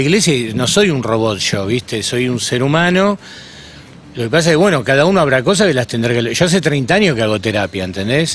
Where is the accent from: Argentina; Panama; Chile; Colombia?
Argentina; Buenos Aires; yo me crié en Flores. Flores es un barrio donde había y hay mucha prostitución, o sea que desde pibito vi toda esa escena.